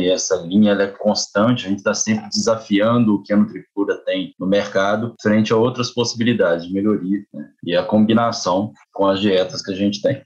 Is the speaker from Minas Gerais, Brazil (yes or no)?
yes; Ponte Nova, Minas Gerais, Brazil; moved away as an adult; also born or lived in Viçosa; now in Mato Grosso, Brazil; também sou, sou mineiro, interior